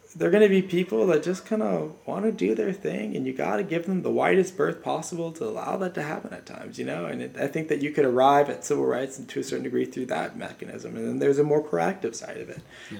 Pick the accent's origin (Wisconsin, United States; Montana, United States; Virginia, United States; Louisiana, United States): Louisiana, United States; I am from Louisiana